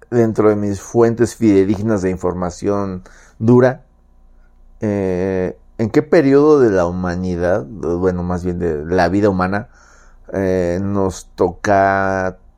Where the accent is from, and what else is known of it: Mexico City, Mexico